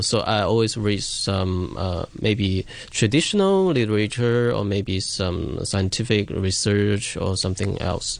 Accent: Shantou, Guangdong, China; my hometown, Shantou

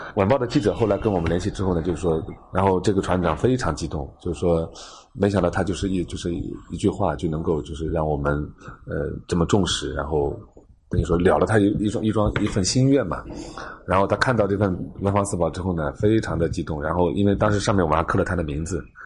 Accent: Zhejiang, China; 我们浙江这边

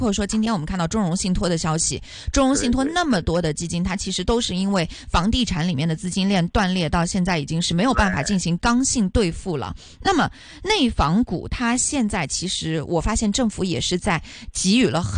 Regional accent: China; now in Hong Kong; 因为我是从内地来到香港的嘛

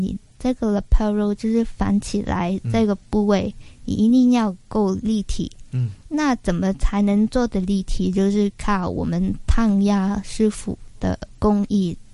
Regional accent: Hong Kong; 回到香港之后，就是进了大公司去打工

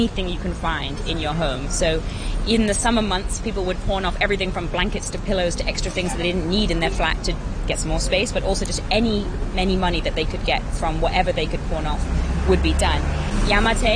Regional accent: Hong Kong; also born or lived in London / Nottingham; I grew up in Hong Kong. Interestingly, I was born in London, but I came back to Hong Kong with my family after 20 days.

